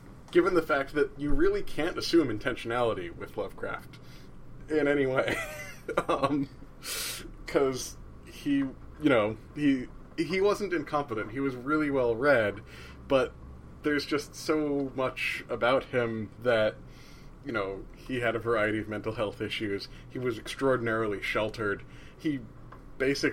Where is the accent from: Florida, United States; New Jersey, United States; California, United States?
New Jersey, United States; I'm from New Jersey